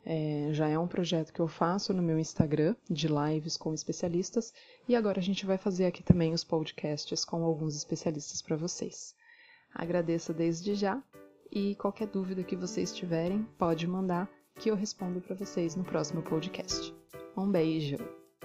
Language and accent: Portuguese; Santos, São Paulo, Brazil; Eu sou de Santos